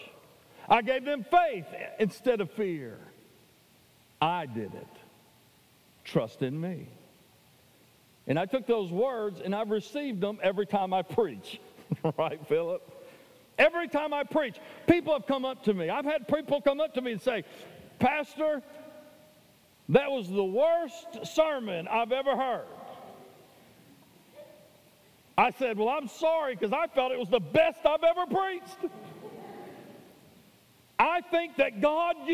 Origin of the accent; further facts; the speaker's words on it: Tennessee, United States; now in Anchorage, United States; I was from Tennessee